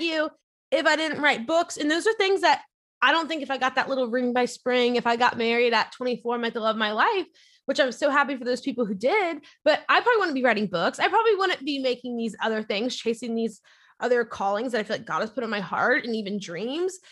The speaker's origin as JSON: {"language": "English", "area": "near New Orleans", "region": "Louisiana", "country": "United States", "tie": "born or raised there", "moved": "yes", "lives_now": "Orlando, United States", "said": "grew up near New Orleans, Louisiana, and my parents always took me to church."}